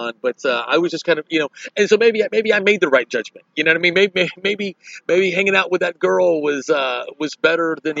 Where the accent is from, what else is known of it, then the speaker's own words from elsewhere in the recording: Dallas, Texas, United States; moved away as an adult; now in New York, United States; Dallas, Texas, my hometown